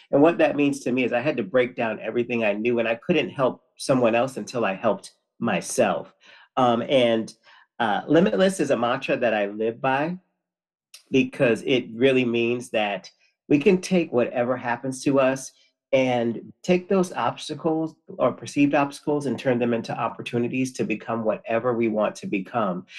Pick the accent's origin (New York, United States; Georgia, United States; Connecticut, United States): Connecticut, United States; I am from Connecticut, born and raised